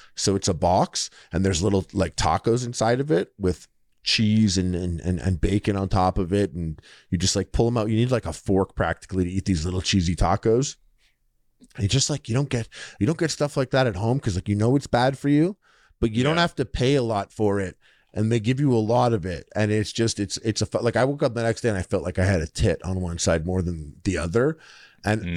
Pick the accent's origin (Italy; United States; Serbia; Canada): Canada; Montreal, Quebec; I'm from Montreal.